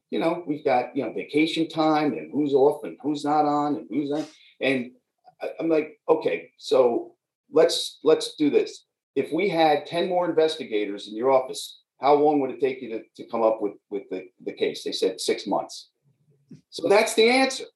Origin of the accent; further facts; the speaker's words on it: New York, United States; I'm a New Yorker. I grew up here